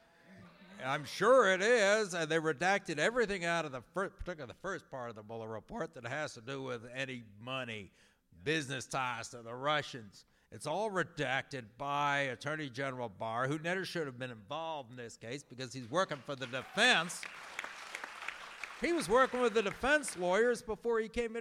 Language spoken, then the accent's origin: English; Central Illinois, United States; moved away as an adult; also born or lived in New York City; now in Minnesota, United States; I'm from Central Illinois